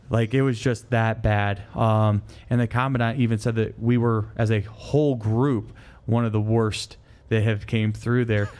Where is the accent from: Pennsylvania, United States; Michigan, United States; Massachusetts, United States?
Michigan, United States; moved away; I'm from Michigan